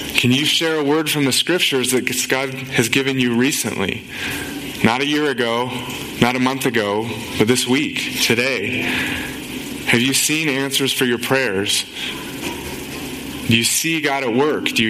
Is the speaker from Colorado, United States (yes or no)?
yes; Boulder, Colorado, United States; I grew up in Boulder